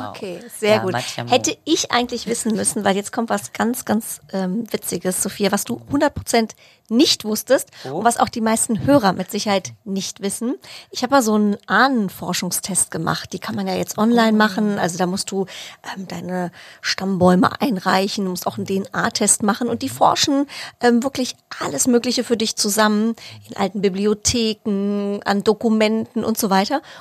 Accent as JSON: {"language": "German", "town": "Cologne", "region": "North Rhine-Westphalia", "country": "Germany", "tie": "born or raised there", "said": "Absolut. Köln."}